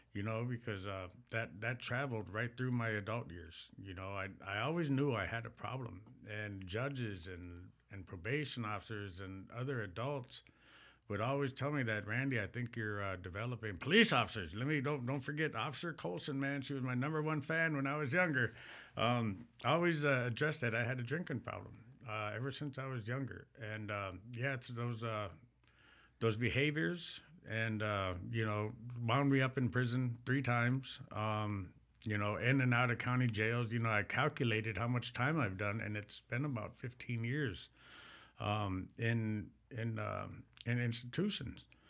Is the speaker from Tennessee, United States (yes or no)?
no; Mille Lacs, Minnesota, United States; I am, uh, from the Mille Lacs band of Ojibwe.